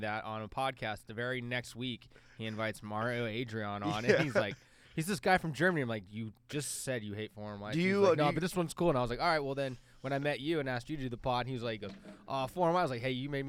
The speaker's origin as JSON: {"language": "English", "country": "Estonia"}